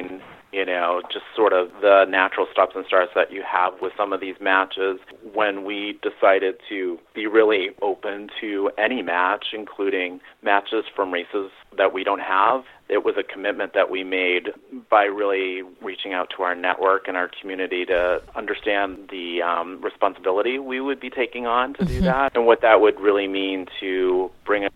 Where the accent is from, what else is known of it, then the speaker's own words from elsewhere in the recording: Maine, United States; moved away as an adult; also born or lived in Portland, Maine / Atlanta; now in Boston, United States; I grew up in New England, actually in Maine, as did my husband